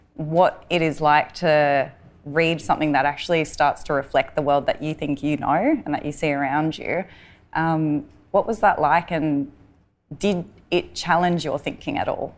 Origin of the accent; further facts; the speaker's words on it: Tanami Desert, Northern Territory, Australia; I'm a Walbury woman from the Tanami Desert.